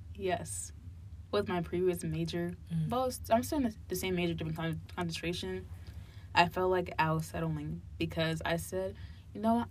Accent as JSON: {"language": "English", "town": "Hillside", "region": "New Jersey", "country": "United States", "tie": "born or raised there", "moved": "yes", "lives_now": "Cincinnati, United States", "said": "I grew up in New Jersey, like my younger, earlier childhood years, and I grew up in a place called Hillside, and it's like near Newark and Irvington"}